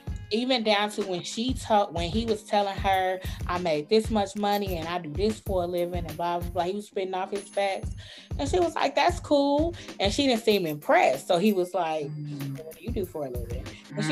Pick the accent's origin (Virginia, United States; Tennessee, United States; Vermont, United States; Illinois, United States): Illinois, United States; Chicago; I'm from Chicago.